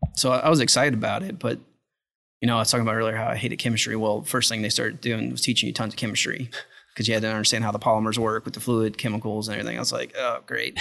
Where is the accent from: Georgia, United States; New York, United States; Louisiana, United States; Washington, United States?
Louisiana, United States; South; moved away; also born or lived in Texas; grew up in South Louisiana.